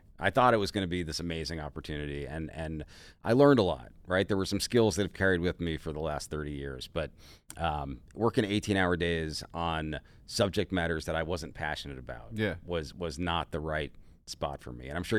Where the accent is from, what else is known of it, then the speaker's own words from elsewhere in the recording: Florida, United States; I'm from Florida, man.